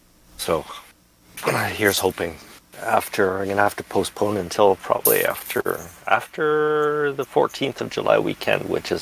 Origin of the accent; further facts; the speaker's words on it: London, Ontario, Canada; the London, Ontario motor attack. Yeah. That was in my hometown